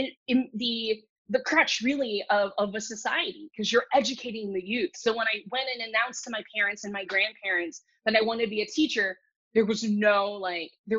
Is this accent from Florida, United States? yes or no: yes; South Florida, United States; English is a second language; also born or lived in China; growing up in South Florida